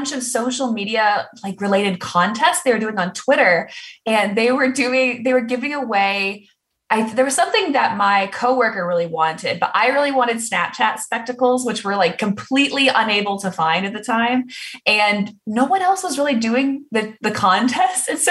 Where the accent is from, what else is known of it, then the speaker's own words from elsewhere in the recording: Dublin, Ohio, United States; moved away; also born or lived in Dallas, Texas; I grew up in the Midwest in lovely Dublin, Ohio